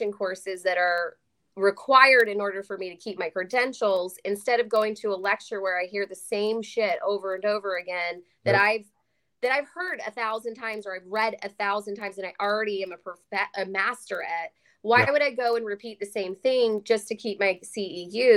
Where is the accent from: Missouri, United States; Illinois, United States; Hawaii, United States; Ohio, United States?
Illinois, United States; Chicago; moved away as an adult; also born or lived in Louisville, Kentucky; now in Texas, United States